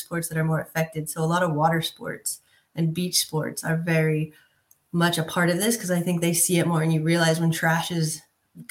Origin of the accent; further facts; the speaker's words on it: Southern California, United States; moved away as an adult; also born or lived in Europe; growing up in Southern California